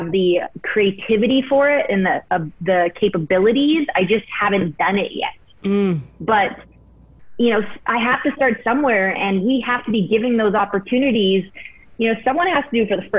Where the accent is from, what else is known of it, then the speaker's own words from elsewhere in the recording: Prince George, British Columbia, Canada; moved away; also born or lived in Vancouver / Los Angeles; I grew up in Prince George